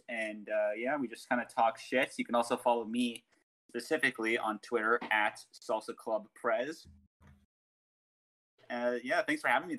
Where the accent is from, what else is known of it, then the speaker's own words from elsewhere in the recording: Canada; I'm just a Canadian.